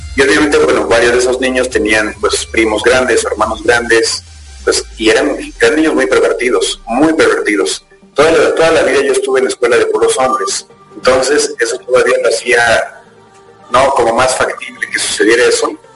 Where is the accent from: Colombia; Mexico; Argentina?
Mexico; Querétaro; soy efectivamente mexicano, nacido en, la ciudad de Querétaro